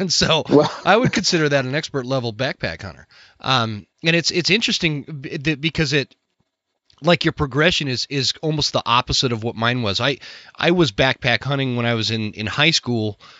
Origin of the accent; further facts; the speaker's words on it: Utah, United States; I grew up in in Utah where it was a lot more prominent to go hunting